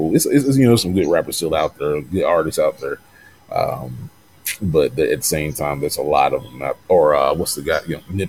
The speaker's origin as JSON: {"language": "English", "region": "the South", "country": "United States", "said": "You know, I'm from the South, you know."}